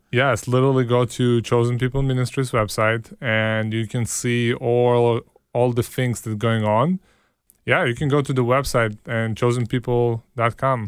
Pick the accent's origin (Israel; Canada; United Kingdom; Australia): Israel; now in Chicago, United States; because I know Hebrew, because I grew up in Israel